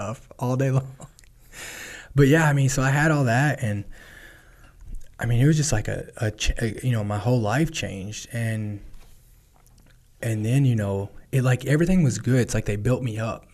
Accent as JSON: {"language": "English", "region": "Kentucky", "country": "United States", "tie": "born or raised there", "said": "my hometown"}